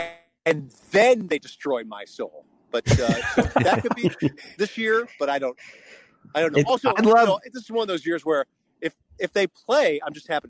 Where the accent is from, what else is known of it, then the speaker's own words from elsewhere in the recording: Minnesota, United States; now in Maryland, United States; I actually don't live in Minnesota anymore. I grew up in Minnesota, but I don't live there anymore. And I live in Maryland